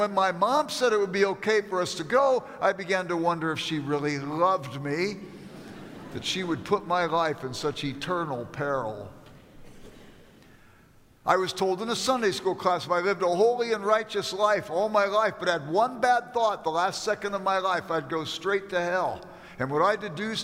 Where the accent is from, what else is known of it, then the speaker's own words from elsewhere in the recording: Los Angeles, California, United States; I grew up in South Central Los Angeles